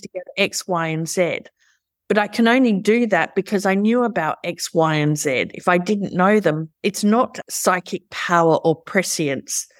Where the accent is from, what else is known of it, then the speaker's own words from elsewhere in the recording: Australia; I'm an Aussie and we're culturally ingrained to go for the underdog because we're a small country